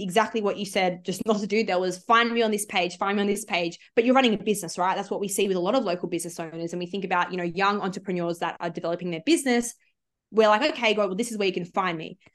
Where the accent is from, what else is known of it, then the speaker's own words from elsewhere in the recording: Sydney, New South Wales, Australia; I'm from the Shire in Sydney